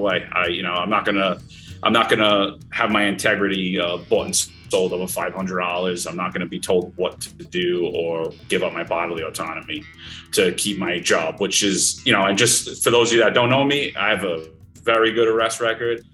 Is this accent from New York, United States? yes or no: yes; New York City, New York, United States; moved away as an adult; now in Florida, United States; a young little Italian kid growing up in Brooklyn